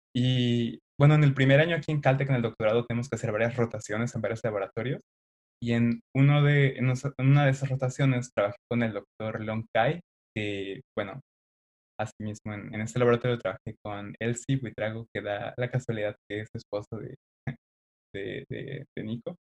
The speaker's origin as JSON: {"language": "Spanish", "town": "Xalapa", "region": "Veracruz", "country": "Mexico", "moved": "yes", "said": "Soy originario de Jalapa, Veracruz"}